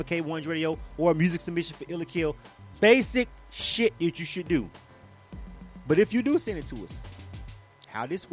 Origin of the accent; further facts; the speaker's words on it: Panama City, Florida, United States; I'm from the 850. I'm from Panama City